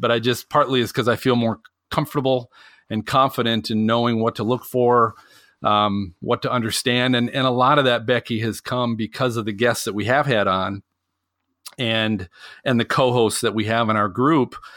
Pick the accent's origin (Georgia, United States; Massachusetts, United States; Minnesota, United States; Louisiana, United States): Minnesota, United States; growing up in Minnesota